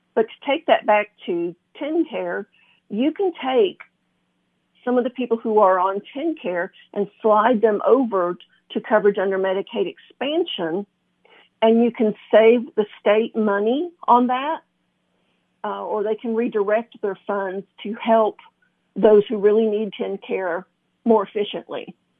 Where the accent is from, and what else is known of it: McMinnville, Tennessee, United States; born or raised there; also born or lived in Flint, Michigan